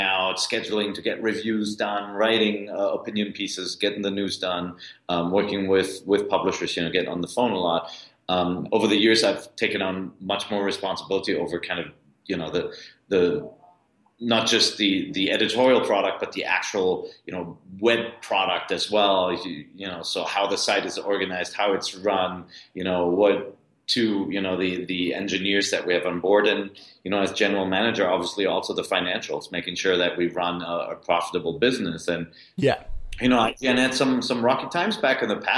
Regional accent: Cologne, North Rhine-Westphalia, Germany; now in United States; I was born in Cologne, but you know, I've been living abroad in the United States for years. So Cologne is actually my birth town.

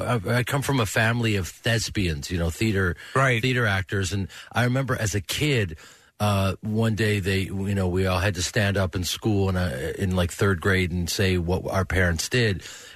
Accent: Chicago, Illinois, United States; also born or lived in New York; You know, I grew up in Chicago. I was born in New York and then grew up in Chicago, and I grew up in a theater family.

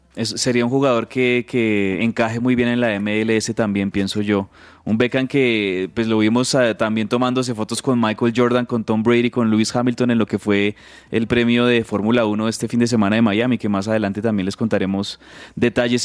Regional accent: Colombia; nosotros como colombianos

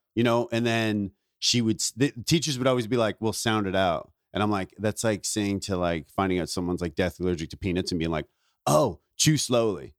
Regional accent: Ontario, Canada; moved away; also born or lived in Vancouver; I grew up in Ontario, but I started comedy in Vancouver

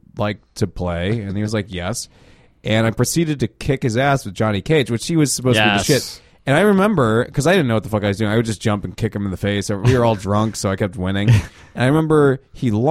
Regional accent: Darien, Illinois, United States; I grew up in Darien for a while, and the slogan was a nice place to live

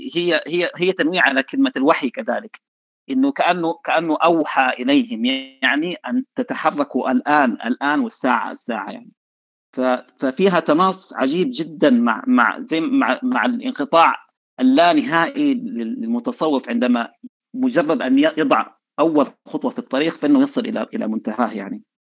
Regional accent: Sudan; احنا عندنا في السودان

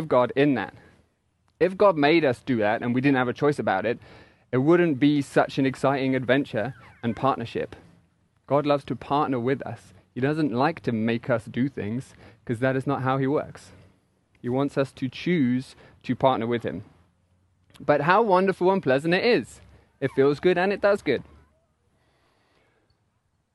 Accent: England, United Kingdom; accent: English; moved away; my English accent

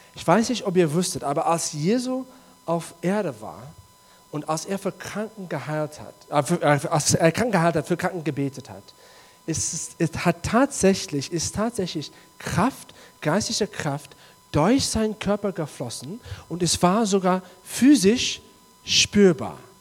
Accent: South Africa; German is a second language; moved away; in Südafrika, wo ich herkomme

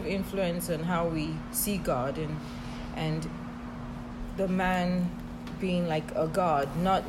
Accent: Nigeria; moved away

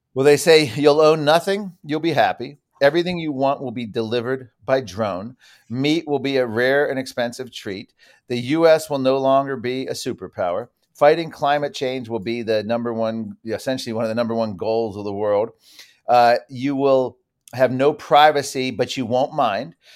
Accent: Virginia, United States; my home state of Virginia

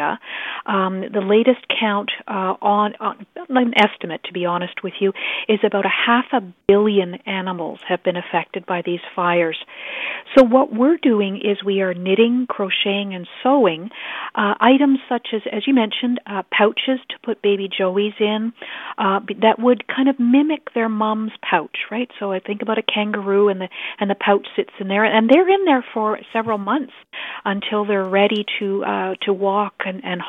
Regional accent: Canada; now in Ottawa, Canada; as a Canadian

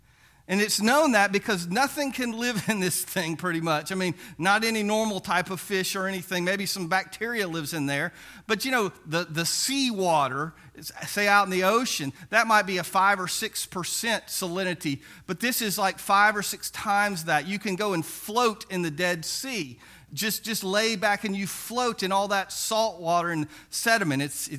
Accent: Biloxi, Mississippi, United States; But one of the things about growing up in Biloxi is that occasionally we could go down, and my older brother would take me down to the beach, and we'd go throw that net for mullet.

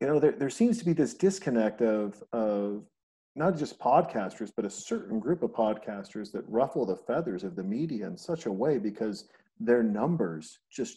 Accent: Montana, United States; growing up in Montana

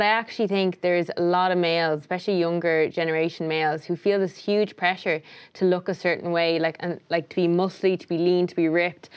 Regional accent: Tipperary, Munster, Ireland; moved away as an adult; also born or lived in New York; I grew up in Tipperary

